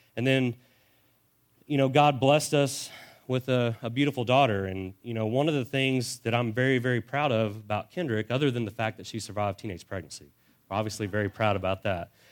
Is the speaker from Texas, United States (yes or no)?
yes; Dallas, Texas, United States; I was born in Dallas, and we spent most of my elementary and junior high years in the Dallas Fort Worth area